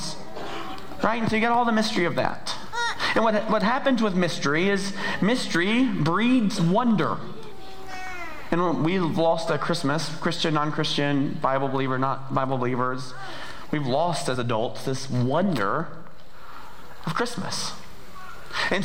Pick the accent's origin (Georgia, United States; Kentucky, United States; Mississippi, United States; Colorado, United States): Georgia, United States; moved away as an adult; also born or lived in Montana; we are from Georgia. That's where the accent's from